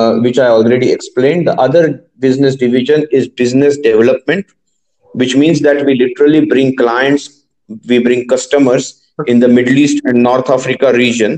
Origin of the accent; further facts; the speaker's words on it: Pune, Maharashtra, India; moved away; My parents stay in Pune. I'm originally from Pune